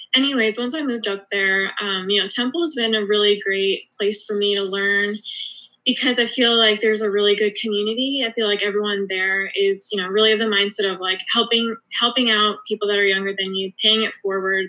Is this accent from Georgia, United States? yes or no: yes; Atlanta, Georgia, United States; moved away as an adult; also born or lived in Philadelphia; I'm originally from Atlanta